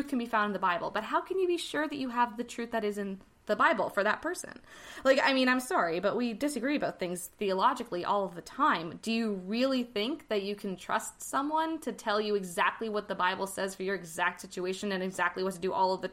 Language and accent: English; Canada; I am Canadian